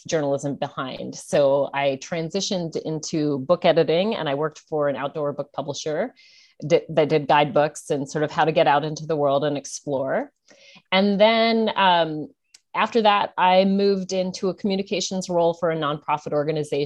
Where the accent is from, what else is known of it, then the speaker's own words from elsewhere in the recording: Oregon, United States; moved away as an adult; also born or lived in Victoria, Australia; now in Australia; Oregon is my home state